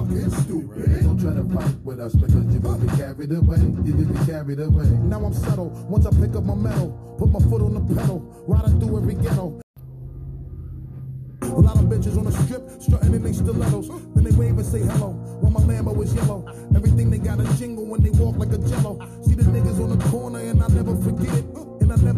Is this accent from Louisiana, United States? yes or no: no; Milwaukee, Wisconsin, United States